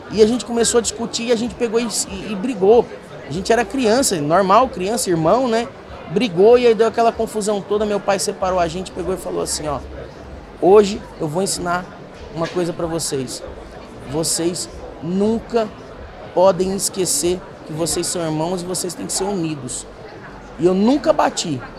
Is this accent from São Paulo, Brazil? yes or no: yes; São Paulo, Brazil; also born or lived in Presidente Prudente; Eu fui criado Só, aqui em São Paulo.